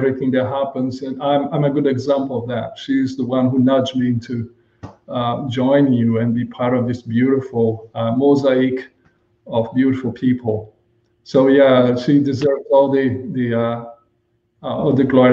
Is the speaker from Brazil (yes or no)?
yes; Brazil; moved away as an adult; also born or lived in Japan / Germany; now in Bahamas; Originally, I'm originally from Brazil.